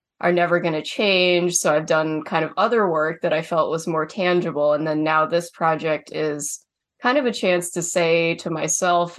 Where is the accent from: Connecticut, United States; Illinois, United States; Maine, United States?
Maine, United States; having been born and raised here